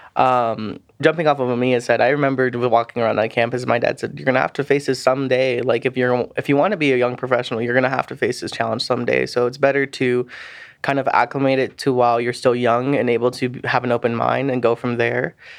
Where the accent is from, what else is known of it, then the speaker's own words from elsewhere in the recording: Pueblo, Colorado, United States; also born or lived in Saipan, Northern Mariana Islands; I lived there from about my elementary schools all the way through my sixth grade, and I moved back to Pueblo, Colorado